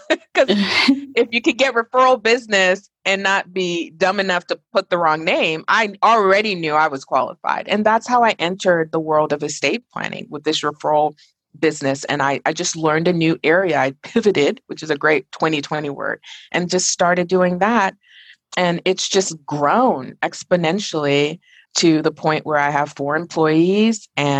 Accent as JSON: {"language": "English", "country": "Nigeria", "tie": "born there", "also_born_or_lived": "Dubai, United Arab Emirates", "moved": "yes", "said": "I was born in Nigeria, and when I was around 1986, and now I'm like showing my age, I moved to Dubai because my dad was a pediatric radiologist"}